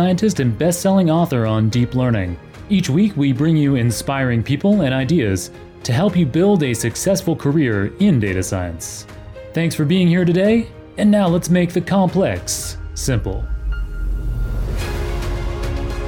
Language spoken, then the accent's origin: English; Toronto, Ontario, Canada; I'm Canadian. I grew up in Toronto